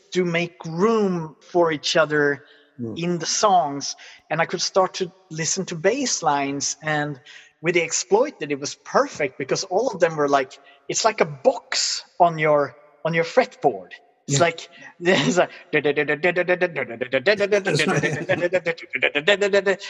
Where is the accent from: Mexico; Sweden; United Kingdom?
Sweden; English is a second language; also born or lived in United States; I'm very British for being a Swede who has lived in the US